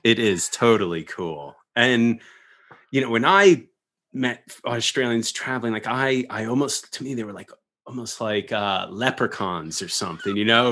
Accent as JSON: {"language": "English", "area": "Long Island", "region": "New York", "country": "United States", "tie": "born or raised there", "said": "growing up pretty isolated in suburbia and Long Island"}